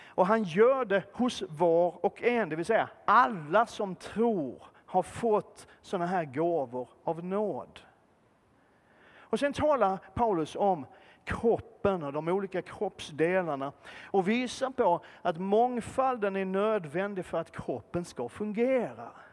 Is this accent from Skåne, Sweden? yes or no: yes; Malmö, Skåne, Sweden; född och uppvuxen i centrala Malmö